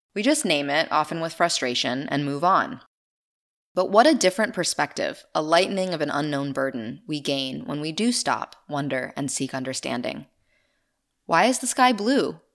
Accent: Maine, United States; my home state of Maine

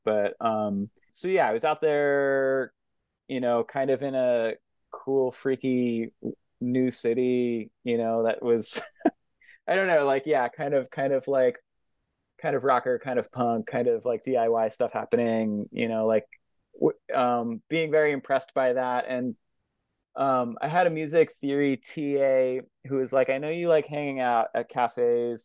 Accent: Philadelphia, Pennsylvania, United States; also born or lived in Framingham, Massachusetts; now in Maine, United States; I mostly grew up in the Northeast Philadelphia neighborhood of Philadelphia

